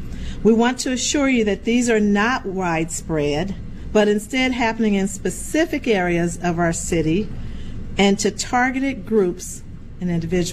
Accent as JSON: {"language": "English", "town": "Peoria", "region": "Illinois", "country": "United States", "tie": "born or raised there", "said": "As many of you know, I grew up on the South Side of Peoria. My family still lives there."}